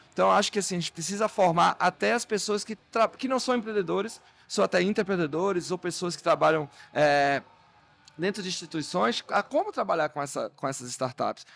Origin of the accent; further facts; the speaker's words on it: Salvador, Bahia, Brazil; eu também sou do Nordeste, sou, sou de Salvador